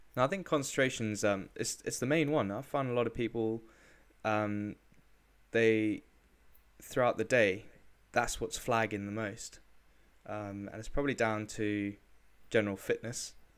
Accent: South Africa; moved away; I was brought up in South Africa

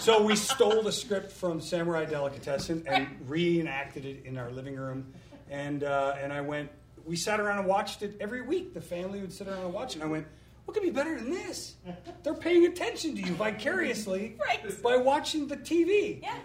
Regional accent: Florida, United States; moved away; also born or lived in New York; I lived in Florida. I grew up in Florida.

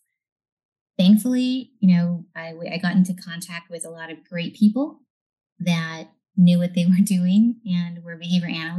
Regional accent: South Texas, United States; also born or lived in Monterrey, Nuevo León, Mexico / Alice, Texas / Corpus Christi, Texas; I really grew up in South Texas the majority of my life

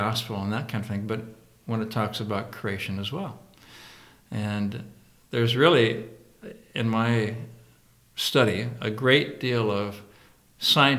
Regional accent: Mason City, Iowa, United States; I grew up in Mason City, Iowa, a long time ago

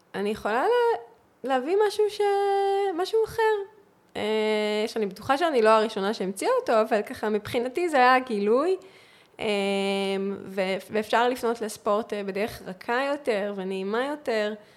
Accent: Northern District, Israel; moved away as an adult; also born or lived in Central Israel; עברתי למרכז, אני ואני מהצפון במקור

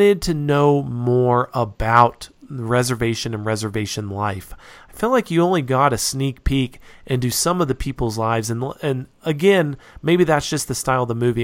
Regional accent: Reno, Nevada, United States; now in Utah, United States; I grew up in Nevada, and there are a few Indian reservations that are close to where I grew up

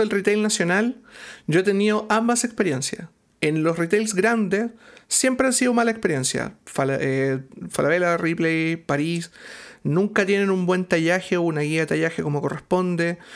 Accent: Chile; no solo como chilenos, sino que como latinoamericanos

